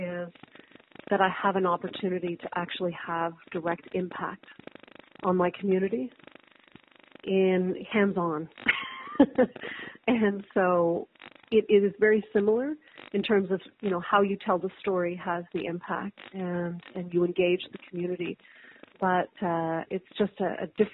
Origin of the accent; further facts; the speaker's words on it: Montreal, Quebec, Canada; I absolutely consider myself a Canadian first, and a Quebecer, and of course a Montrealer as well.